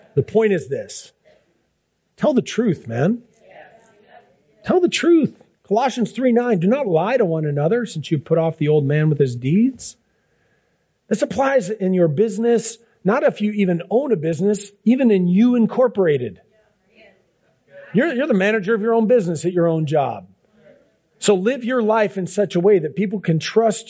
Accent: Seattle, Washington, United States; I grew up in Ballard

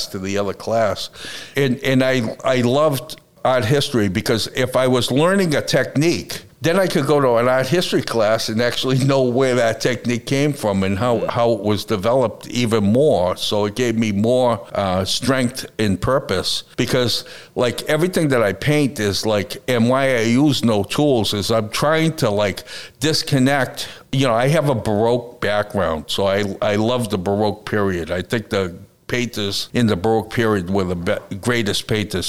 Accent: United States; I'm an American artist

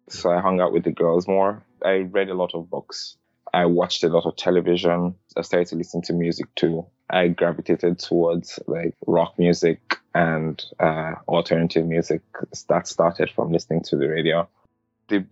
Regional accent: Lagos, Nigeria; now in United States; I grew up in Surulere.

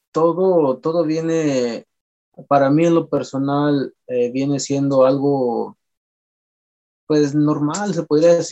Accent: Michoacán, Mexico; first language Purépecha; Se puede decir que es mi, mi primer, eh, mi lengua materna, obviamente, porque somos purépechas, eh, me siento que, siento que estoy muy, muy identificado con esto

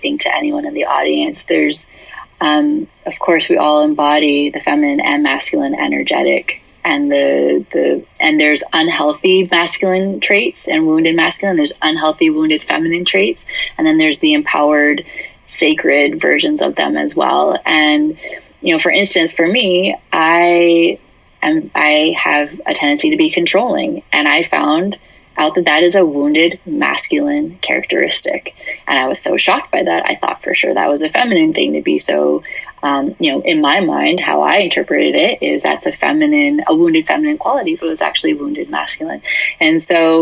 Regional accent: New Hampshire, United States; I grew up in New England. I grew up in New Hampshire. Yeah, a little small town.

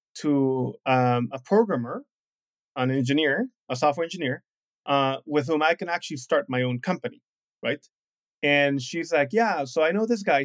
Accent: Mexico; moved away as an adult; also born or lived in Shanghai, China / Brazil; I'm from Mexico

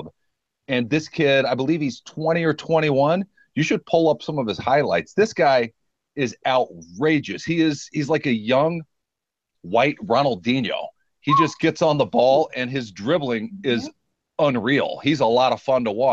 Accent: Germany; moved away; I was born in Germany

